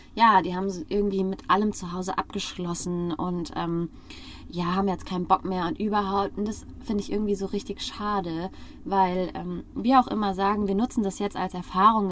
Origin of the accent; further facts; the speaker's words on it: Frankfurt am Main, Hesse, Germany; moved away; wir kommen aus Frankfurt am Main